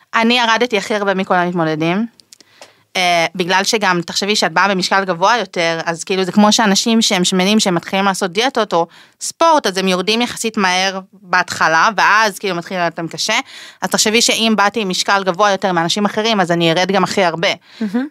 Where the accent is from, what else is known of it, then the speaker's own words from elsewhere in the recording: Israel; בגלל שנולדתי בארץ, קיבלתי את הזכות להישאר כאן